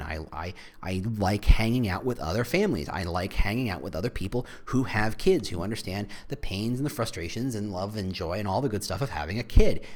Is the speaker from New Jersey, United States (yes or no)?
yes; New Jersey, United States; I was raised in New Jersey